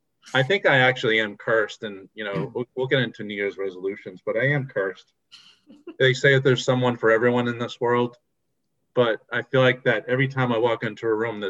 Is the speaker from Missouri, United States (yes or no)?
no; New Hampshire, United States; moved away as an adult; now in Connecticut, United States; I grew up in New Hampshire. I've lived in Connecticut for the past 14 years.